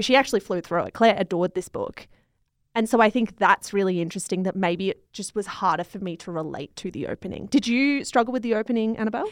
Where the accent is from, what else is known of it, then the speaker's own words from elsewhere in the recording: Australia; I'm Australian